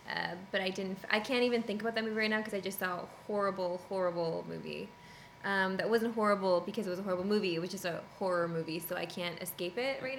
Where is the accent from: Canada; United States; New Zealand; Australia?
Canada; because I'm Canadian